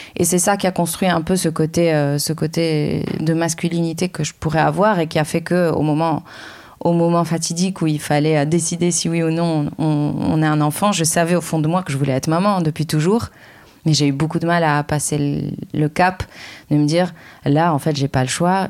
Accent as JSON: {"language": "French", "country": "Lebanon", "moved": "yes", "lives_now": "France", "said": "je suis libanaise"}